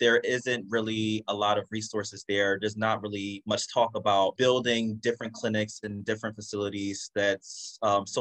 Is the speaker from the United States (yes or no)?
yes; United States; So I am Jamaican American. So I grew up here, was born here. Both my parents are from Jamaica.